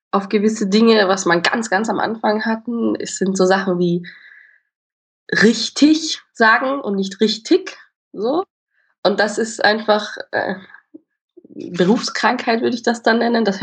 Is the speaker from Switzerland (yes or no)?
no; Austria; wo man dann halt immer so, so breit redet als Österreicher, würde ich sagen, da musste ich halt lernen, das so ein bisschen schmaler.